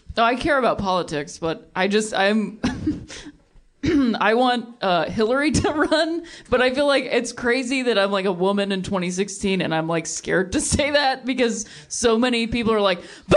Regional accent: Akron, Ohio, United States; moved away; also born or lived in Chicago; I'm from Akron, Ohio.

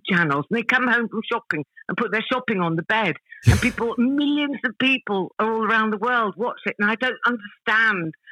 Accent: Malaysia; born there; uh, yeah, I was born in Malaya. Uh, it was it was Malaya back then, but it's Malaysia now because um, my dad was in the army.

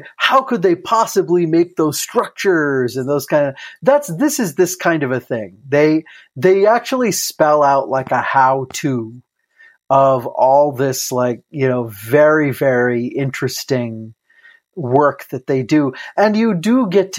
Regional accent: Iowa, United States; I'm from Iowa

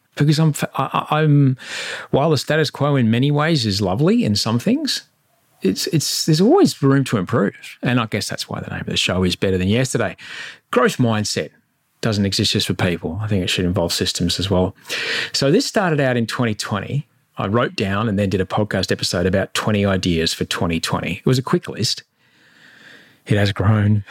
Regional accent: Queensland, Australia; moved away; I'm in Queensland

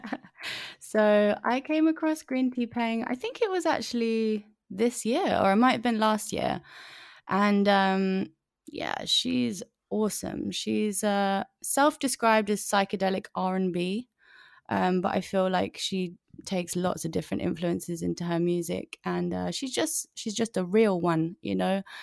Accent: London, United Kingdom; London gal, I'm a London gal, North London

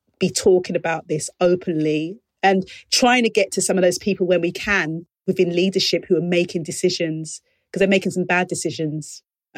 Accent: London, United Kingdom; my lived experience as a young girl growing up in the East End of London

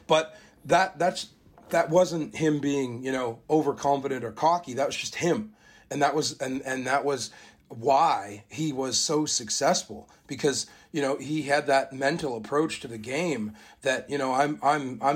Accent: Canada; where I was sort of raised, not born, but raised, spent my whole life there, played all my junior rugby there

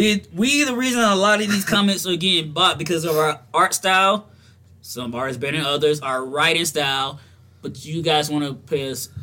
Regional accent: the South, United States; because I'm from the South.

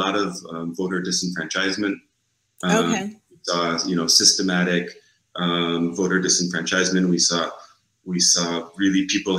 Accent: Fredonia, New York, United States; moved away as an adult; now in Switzerland; I grew up in Western New York.

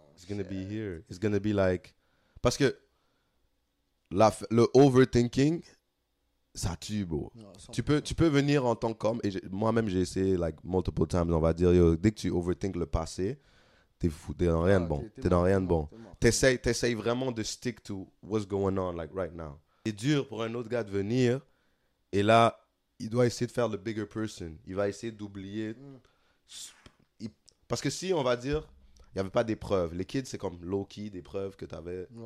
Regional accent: Senegal; now in Montreal, Canada; en tant que Sénégalais

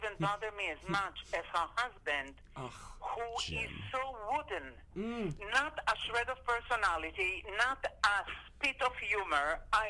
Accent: Israel; moved away; I grew up in Israel in a time when coffee shops, like outdoor cafes, were very popular.

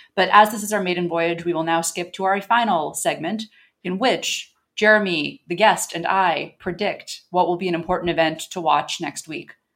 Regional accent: United States; I, as an American

